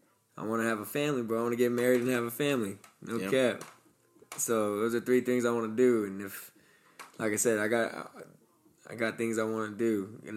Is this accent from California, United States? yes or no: yes; Stockton, California, United States; I'm from Stockton, California.